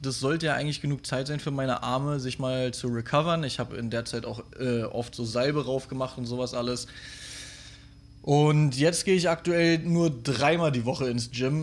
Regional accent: Berlin, Germany; als Stadtkind, wie ich, ich komme ja aus Berlin

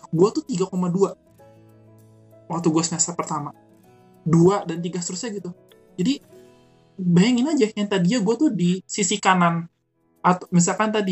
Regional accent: Cirebon, West Java, Indonesia; Axel kata pertama di Cirebon. Jadi kota gue tuh pertama gue masuk dan di Axelnya pun gue grafik gue meningkat.

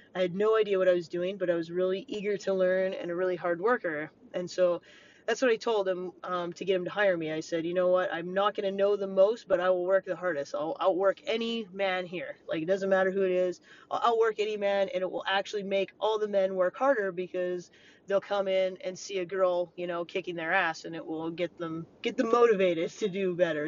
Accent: Montana, United States; growing up in Montana as a kid

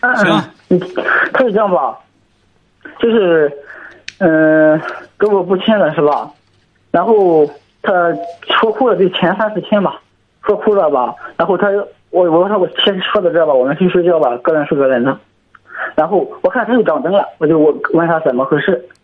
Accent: Zhangqiu, Shandong, China; 我是山东庄秋的

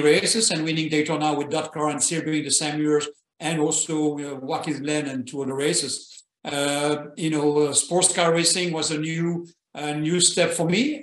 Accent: Belgium; moved away; I was born in Belgium

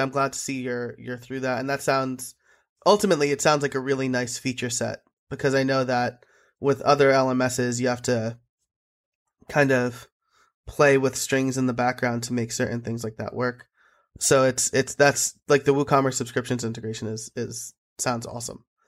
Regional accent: New York, United States; I'm an Italian from New York

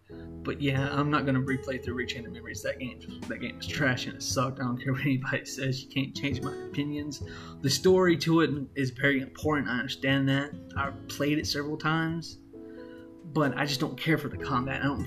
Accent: Mississippi, United States; my home state of Mississippi

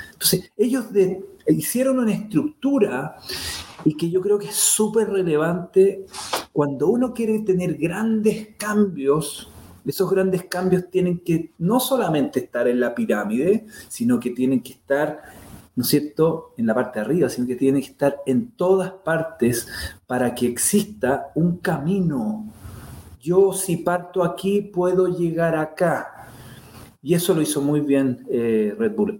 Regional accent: Chile; moved away as an adult; also born or lived in Florida / California; yo soy chileno

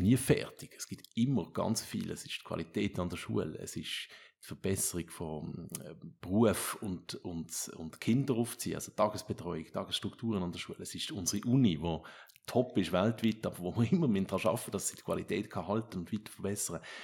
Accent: Switzerland; bei uns in der Schweiz

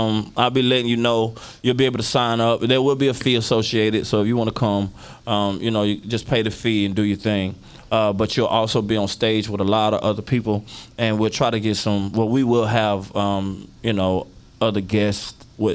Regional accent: Florida, United States; moved away; I'm from Florida, and so my people are down there

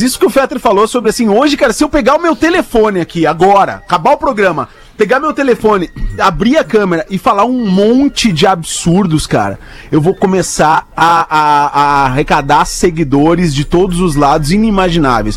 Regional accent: Porto Alegre, Rio Grande do Sul, Brazil; accent: Porto Alegre; now in Portugal; meu sotaque é muito Porto Alegre

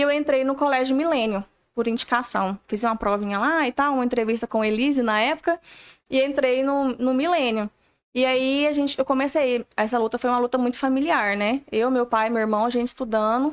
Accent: Paraúna, Goiás, Brazil; moved away as an adult; Eu vim lá da Paraúna. Se procurar no mapa, dá trabalho.

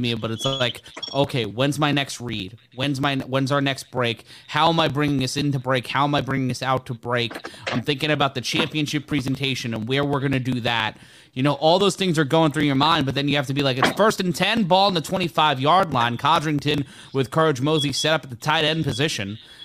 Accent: New York City, New York, United States; I grew up in New York City, born and raised in Brooklyn

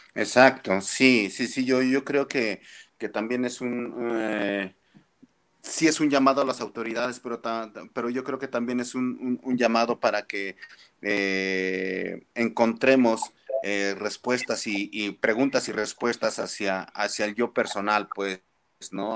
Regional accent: Mexico; como mexicanos

